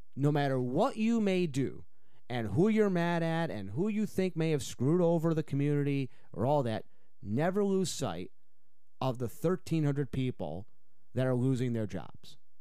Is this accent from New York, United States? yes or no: yes; Utica, New York, United States; now in Chippewa Valley, Wisconsin, United States; my hometown of Utica, New York